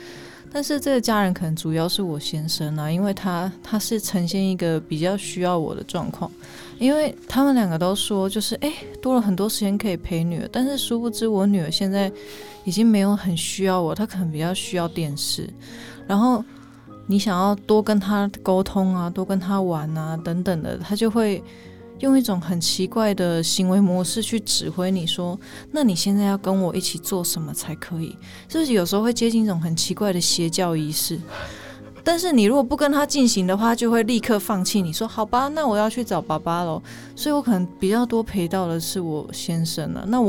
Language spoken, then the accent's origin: Chinese; Taipei, Taiwan; 对，就是我已经不呃，我不是这边的人，从小在这边长大，那我能去的地方已经有限